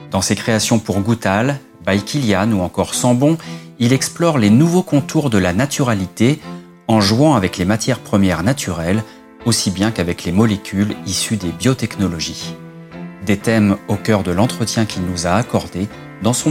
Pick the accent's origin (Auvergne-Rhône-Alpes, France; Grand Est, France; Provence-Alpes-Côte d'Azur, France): Provence-Alpes-Côte d'Azur, France; Grasse; moved away as an adult; also born or lived in New York; now in Paris, France; Je suis né et j'ai grandi à Grasse.